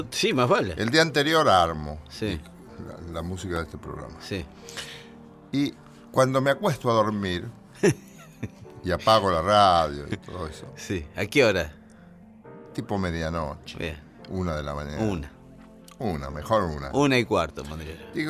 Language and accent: Spanish; Buenos Aires Province, Argentina; accent: Buenos Aires province speech with aspirated s; Yo estoy acostumbrado a hablar como hablan, hablamos en algunos lugares de la provincia de Buenos Aires, como hablan los santafesinos, algunos santafesinos y santafesinas, comiéndonos las heces. O no comiéndolas, aspirándolas.